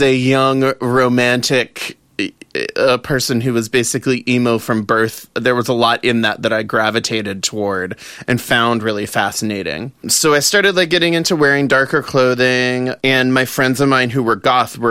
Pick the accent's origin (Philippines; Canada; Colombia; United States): United States; the South; growing up in the South